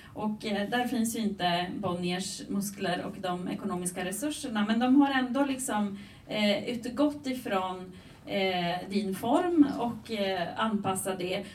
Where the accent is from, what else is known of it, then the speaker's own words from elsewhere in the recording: Romania; now in Sweden; jag är född och uppvuxen i Rumänien